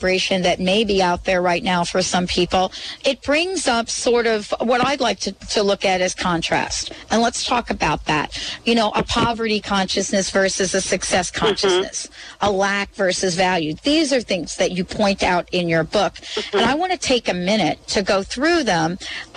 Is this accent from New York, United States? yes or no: yes; New York City, New York, United States; also born or lived in New Jersey; I grew up in New York City and New Jersey.